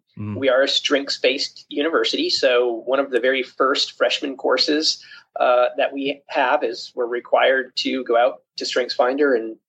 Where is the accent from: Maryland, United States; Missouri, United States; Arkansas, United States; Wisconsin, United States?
Missouri, United States; Springfield; I am from Springfield, Missouri.